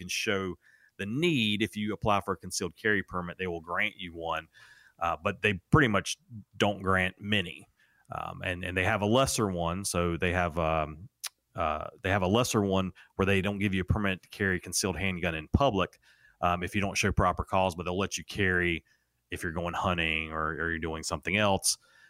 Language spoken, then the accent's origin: English; Raleigh, North Carolina, United States; I'm born and raised in Raleigh, North Carolina, but I have extended family up in the state of New York